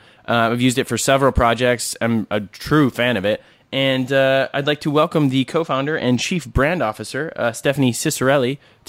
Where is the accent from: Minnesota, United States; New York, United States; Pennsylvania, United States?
Minnesota, United States; Vince and I are both Minnesota natives, so we share a border.